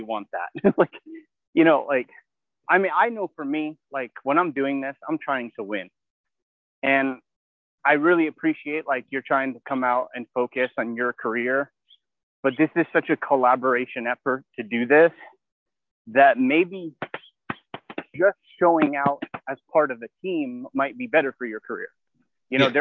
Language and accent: English; United States; I'm originally from New York, New Jersey